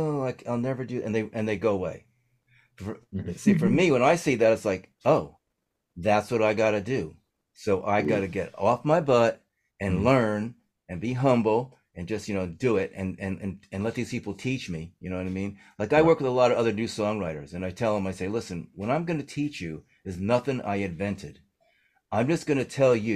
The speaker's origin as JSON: {"language": "English", "region": "New Jersey", "country": "United States", "said": "I'm an idiot from New Jersey"}